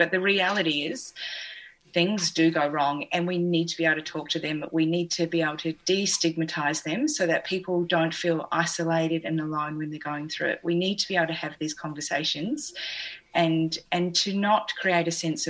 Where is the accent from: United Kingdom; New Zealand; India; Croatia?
New Zealand; accent: New Zealand; I think that's my New Zealand accent.